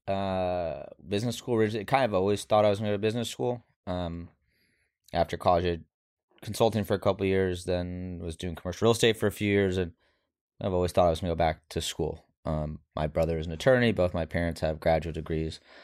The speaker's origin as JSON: {"language": "English", "town": "Houston", "region": "Texas", "country": "United States", "tie": "born or raised there", "accent": "neutral", "said": "I grew up in Houston"}